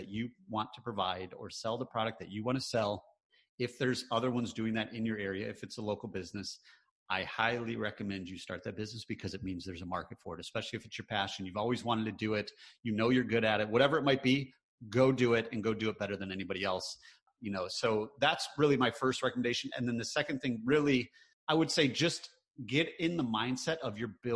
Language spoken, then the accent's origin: English; Michigan, United States; moved away; also born or lived in North Carolina; I grew up in the Midwest. I grew up in Michigan